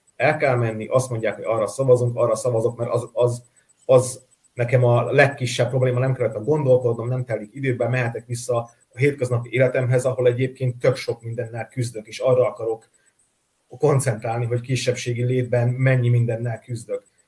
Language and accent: Hungarian; Vojvodina, Serbia; vajdasági magyarként, akik megértük a Jugoszlávia bombázásokat